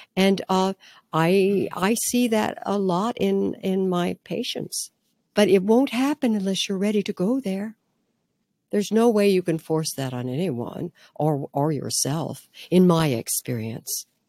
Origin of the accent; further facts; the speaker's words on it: Midwest, United States; growing up in the Midwest in a very, what can I say, um, grounded, hardworking family